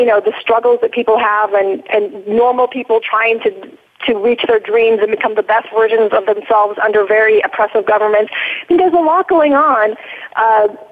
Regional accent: United States; also born or lived in Iran / Newport Beach, California; I was raised in America

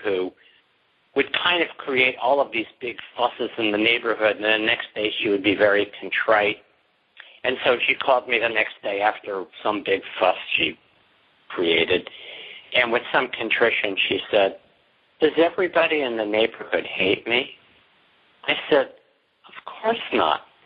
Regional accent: New York, United States; I'm from New York

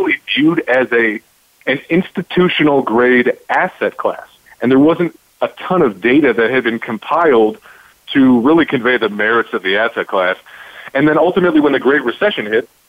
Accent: Chicago, Illinois, United States; Originally born and raised in the Chicagoland area

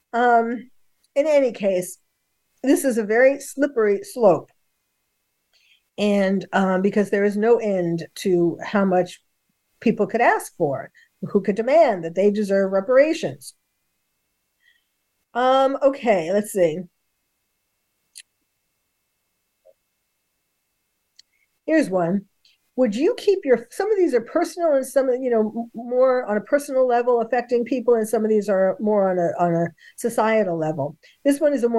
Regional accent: New York, United States; now in California, United States; I live in California now. I'm from New York.

